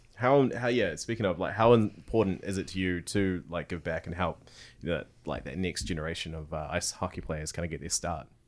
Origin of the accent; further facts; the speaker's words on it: Tauranga, Bay of Plenty, New Zealand; growing up in Tauranga, there was the Tauranga Mighty Ducks